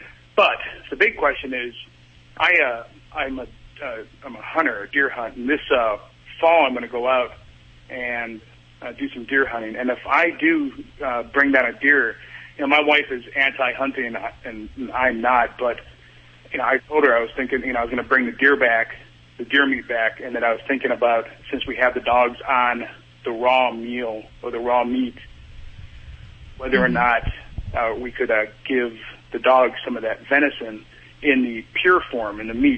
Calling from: Norfolk, Virginia, United States; Norfolk, Virginia.

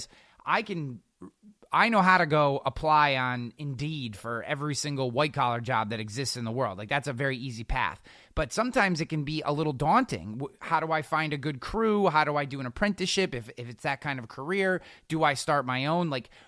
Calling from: Albany, New York, United States; I work for the state. I'm coming from Albany, New York. We have 250,000 state workers here.

